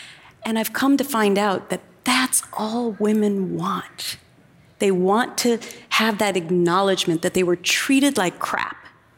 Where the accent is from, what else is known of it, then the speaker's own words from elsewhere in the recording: Anoka, Minnesota, United States; now in New York, United States; growing up in Minnesota, we don't sue a lot of people. So, you know, there's this Minnesota nice thing.